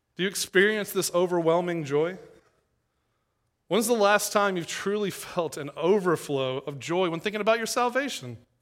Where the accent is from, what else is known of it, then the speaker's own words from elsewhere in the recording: East Tennessee, United States; moved away as an adult; also born or lived in Knoxville, Tennessee / Louisville, Kentucky; now in Saint Louis, United States; I'm from East Tennessee, and, uh, was at a church there in Knoxville